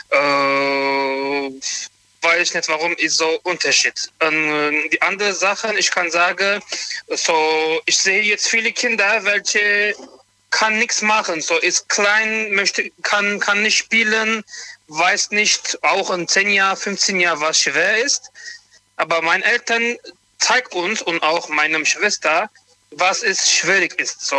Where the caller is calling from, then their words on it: Montabaur, Rhineland-Palatinate, Germany; ich komme von Montabaur.